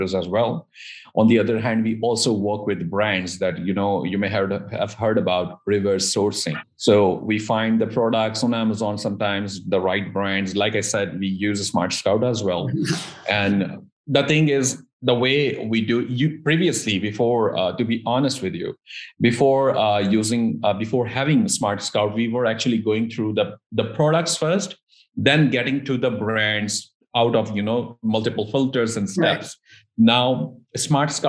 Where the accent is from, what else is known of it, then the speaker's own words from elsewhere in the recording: Pakistan; also born or lived in United States; I personally, being a Pakistani national